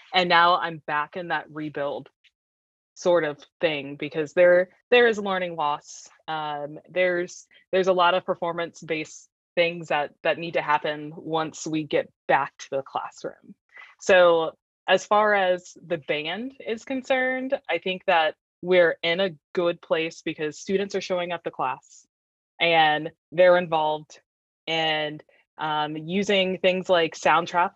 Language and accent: English; Fredericksburg, Virginia, United States; also born or lived in Richmond, Virginia; I'm actually from Virginia, but I'm not from this area. I grew up in Fredericksburg and went to Chancellor High School